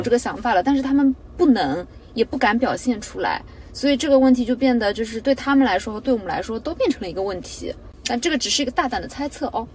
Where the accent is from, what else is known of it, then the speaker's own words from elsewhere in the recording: Jiaxing, Zhejiang, China; now in Shanghai, China; 我是嘉兴人